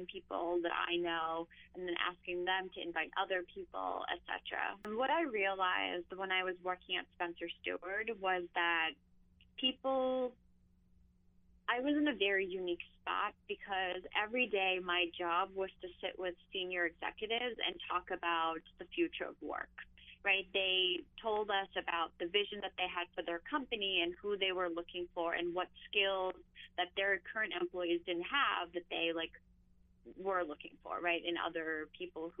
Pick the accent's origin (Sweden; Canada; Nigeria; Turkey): Turkey; Istanbul; now in New York, United States; I grew up in Istanbul, so I'm used to that like large chaotic city environment